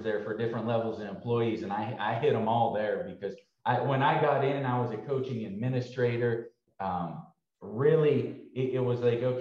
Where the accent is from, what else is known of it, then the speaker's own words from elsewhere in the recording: Pittsburgh area, Pennsylvania, United States; also born or lived in Green Bay, Wisconsin; now in Dallas, United States; my hometown team growing up.